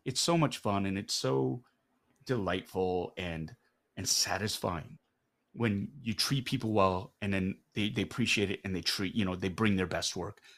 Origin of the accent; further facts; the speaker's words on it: Canada; I am Korean Canadian." More Canadian because this is where I'm, I, this is where I grew up.